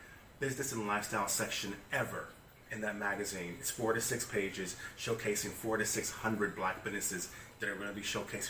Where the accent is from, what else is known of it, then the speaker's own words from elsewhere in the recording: Kansas City, Missouri, United States; Well, let me tell you, the blessing is I'm from Kansas City, Missouri.